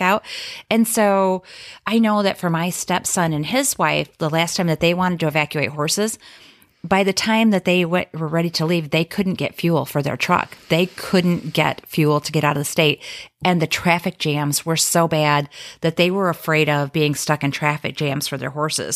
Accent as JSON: {"language": "English", "region": "Midwest", "country": "United States", "also_born_or_lived": "South Florida", "moved": "as an adult", "said": "I am from the Midwest, but spent thirteen years in, in South Florida"}